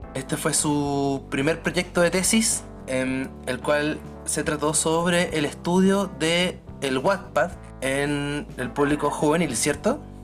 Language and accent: Spanish; Chile; soy de Chile y soy sociólogo